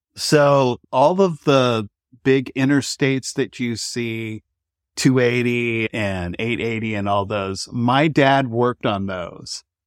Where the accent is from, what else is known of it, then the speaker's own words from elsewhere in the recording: Bay Area, California, United States; moved away as an adult; also born or lived in San Francisco; now in Nashville, United States; Grew up in the Bay Area and then spent a lot of time in San Francisco